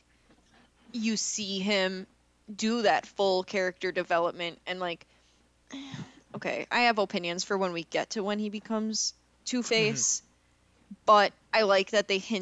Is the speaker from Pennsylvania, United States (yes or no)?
no; Wisconsin, United States; I'm from Wisconsin.